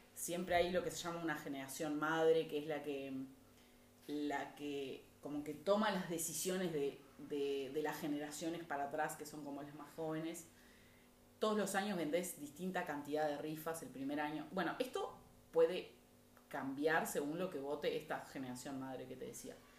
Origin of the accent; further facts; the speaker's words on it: Montevideo, Uruguay; los padres de mis abuelos también son uruguayos